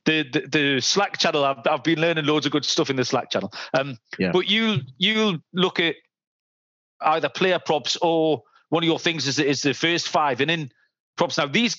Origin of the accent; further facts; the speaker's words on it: England, United Kingdom; I'm an Englishman.